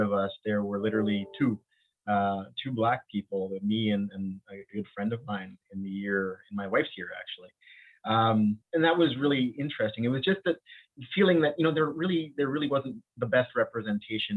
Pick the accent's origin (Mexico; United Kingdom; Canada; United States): Canada; Winnipeg, Manitoba; accent: St. Vital, Winnipeg; also born or lived in Bahamas; I'm originally from the Bahamas and I was born there, but moved here when I was fairly young to Winnipeg